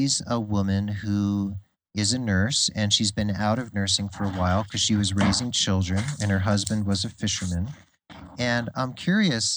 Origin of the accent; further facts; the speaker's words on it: New Jersey, United States; I grew up in New Jersey